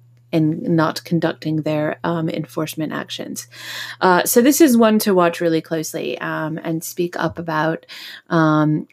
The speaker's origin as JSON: {"language": "English", "country": "United States", "moved": "yes", "lives_now": "United Kingdom", "said": "I am an American citizen living in the UK"}